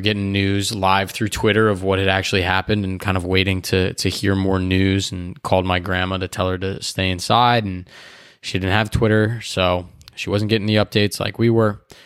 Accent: Chicagoland area, Illinois, United States; I am from the Chicagoland area

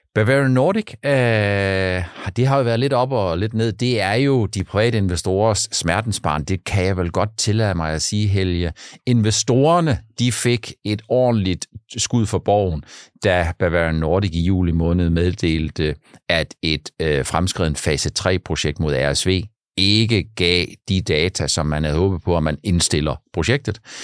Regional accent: Funen, Southern Denmark, Denmark; also born or lived in Langeland; på Fyn, der hvor jeg er vokset op, eller på Langland

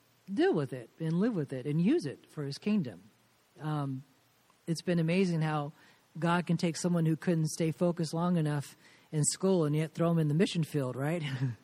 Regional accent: Southern California, United States; moved away as an adult; also born or lived in Indianapolis; now in Latvia; I was born and raised in Southern California, which is why I still have my California tan.

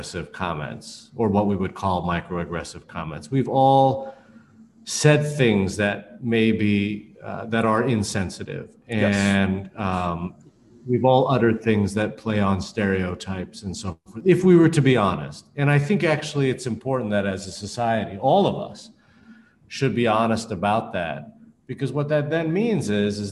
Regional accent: Canada; a Chinese Canadian such as myself

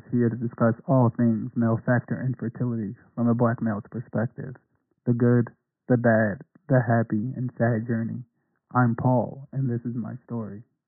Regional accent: New Jersey, United States; moved away as an adult; now in North Carolina, United States; we were born and raised in New Jersey

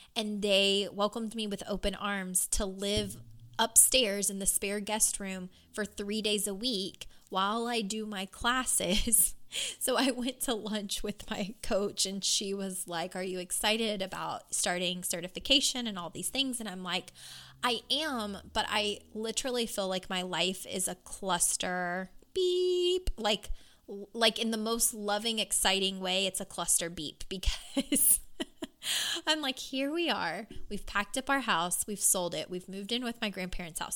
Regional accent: Louisville, Kentucky, United States; born or raised there

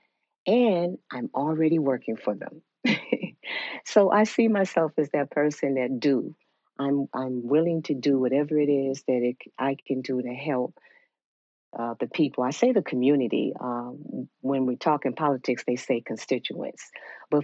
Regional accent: Chicago, Illinois, United States; moved away as an adult; now in Georgia, United States; I'm originally from Chicago, so I was working in Chicago before I came to Georgia

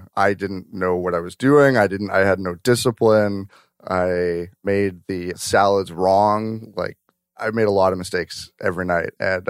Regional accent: White Rock, British Columbia, Canada; I grew up in White Rock. So I was at the Earl's in White Rock.

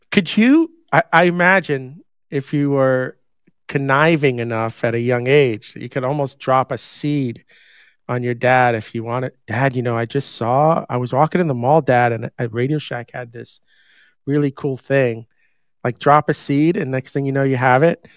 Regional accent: New York, United States; moved away; also born or lived in Huntsville, Alabama; I grew up in New York

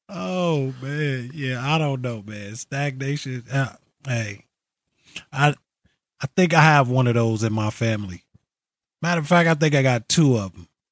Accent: New York, United States; moved away as an adult; now in California, United States; I'm originally from New York. I've lived in, I've lived in New York most of my

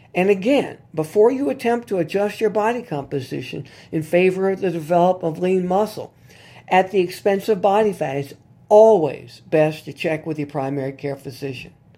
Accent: New Orleans, Louisiana, United States; here in my hometown of New Orleans

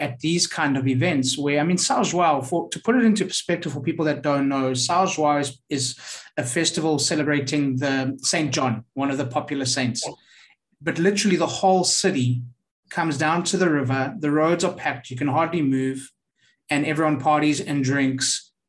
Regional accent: Johannesburg, Gauteng, South Africa; now in Portugal; I'm from Johannesburg

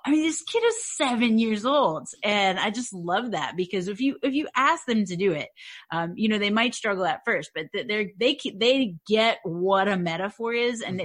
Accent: Louisiana, United States; I'm from Louisiana.

